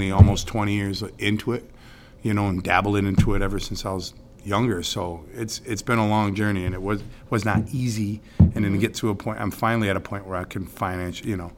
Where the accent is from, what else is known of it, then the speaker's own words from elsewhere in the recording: Central Square, New York, United States; I grew up in Central Square